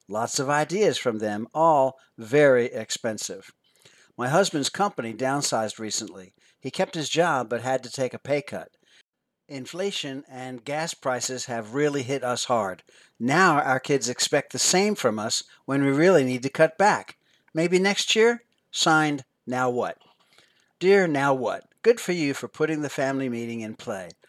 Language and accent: English; Philadelphia, Pennsylvania, United States; I grew up near Philadelphia, Pennsylvania, and never saw all the neat tourist attractions until I became a tourist for a day as a senior in high school